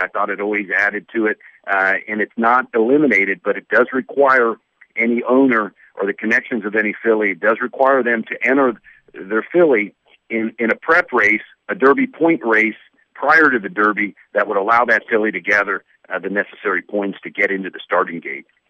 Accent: Dayton, Ohio, United States; moved away; born and raised in Dayton, Ohio, uh, in the 70s

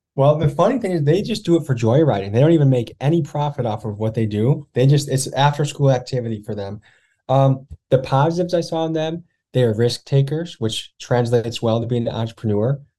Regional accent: Crystal Lake, Illinois, United States; moved away as an adult; also born or lived in Whitewater, Wisconsin / Milwaukee, Wisconsin; I grew up in white bread Crystal Lake, Illinois

